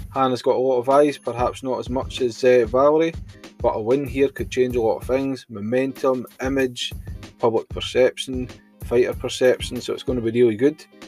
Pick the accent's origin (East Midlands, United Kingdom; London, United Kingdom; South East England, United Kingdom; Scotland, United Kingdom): Scotland, United Kingdom; I'm hailing from Scotland